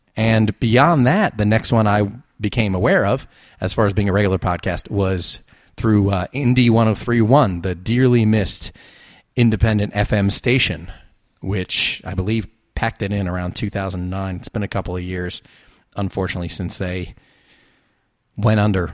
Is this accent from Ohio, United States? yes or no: no; New Jersey, United States; moved away as an adult; now in Los Angeles, United States; I'm from New Jersey and Atlantic City was forty-five minutes to an hour away